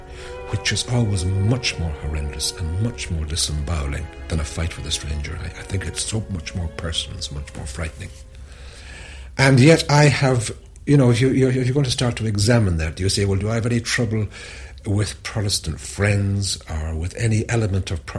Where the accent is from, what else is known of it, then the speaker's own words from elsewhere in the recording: Ireland; as an Irish person